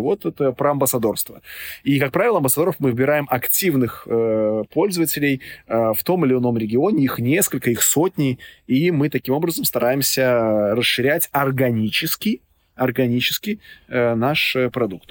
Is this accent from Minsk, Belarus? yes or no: yes; Minsk, Belarus; я вот сам родом из Минска